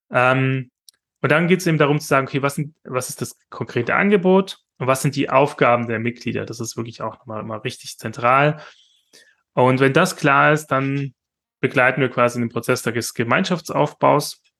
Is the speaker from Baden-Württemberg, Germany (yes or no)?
yes; Esslingen, Baden-Württemberg, Germany; Oder das Popinski in, äh, in Esslingen, wo ich herkomme, ähm